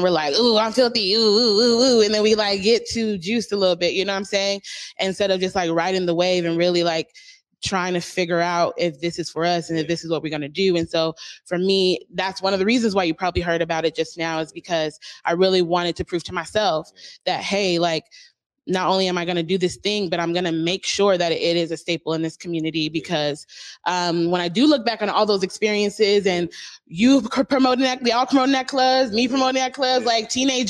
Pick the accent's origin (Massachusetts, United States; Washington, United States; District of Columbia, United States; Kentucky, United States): Washington, United States; Seattle; And people were just shocked that I was from Seattle.